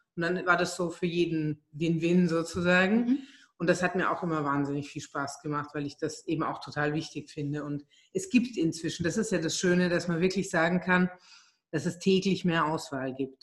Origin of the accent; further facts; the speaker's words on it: Germany; moved away as an adult; also born or lived in Hungary; now in Vienna, Austria; Ich bin ähm, ursprünglich Ungarin, bin in Deutschland aufgewachsen und lebe jetzt seit 14 Jahren in Wien